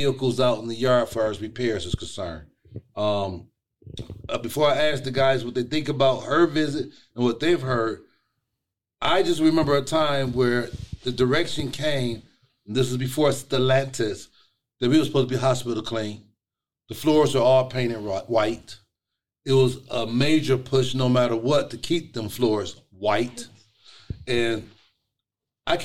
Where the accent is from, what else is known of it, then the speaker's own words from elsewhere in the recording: United States; moved away; I am from the East Side, originally from the East Side. Now I'm a suburbanite